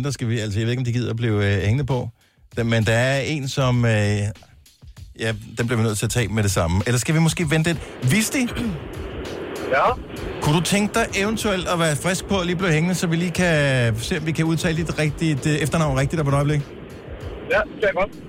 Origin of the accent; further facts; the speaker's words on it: Reerslev, Denmark; Jeg er fra Reerslev.